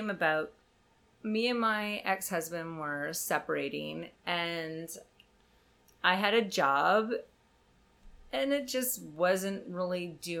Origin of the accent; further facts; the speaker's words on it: Canada; And I'm from Canada, so the idea of sex is a little bit lax.